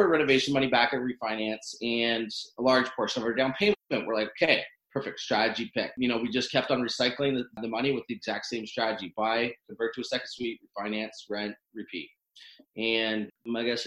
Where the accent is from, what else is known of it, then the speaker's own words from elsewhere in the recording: Owen Sound, Ontario, Canada; I grew up in Owen Sound, small town in Ontario